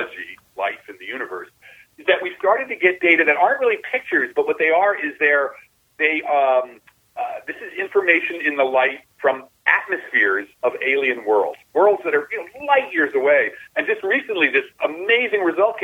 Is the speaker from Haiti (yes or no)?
no; New Jersey, United States; I'm from Jersey. I'm from the New Jersey, right across from New York.